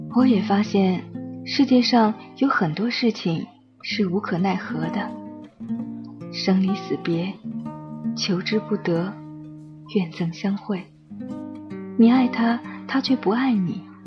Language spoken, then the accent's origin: Chinese; northern China, China; 我成长在一个北方的城市，这里没有栀子花